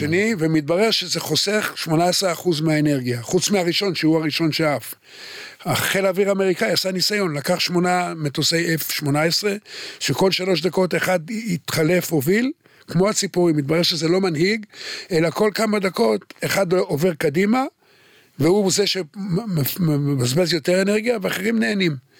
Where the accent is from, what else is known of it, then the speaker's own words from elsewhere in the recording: Haifa, Haifa District, Israel; אני נולדתי בחיפה